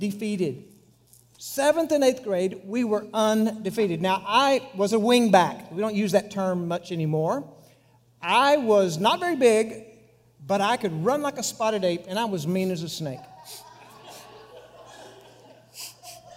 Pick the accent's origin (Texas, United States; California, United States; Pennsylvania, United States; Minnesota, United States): Texas, United States; Monahans; my hometown, 32 miles away, was the Taj Mahal compared to Pecos. It was Monahans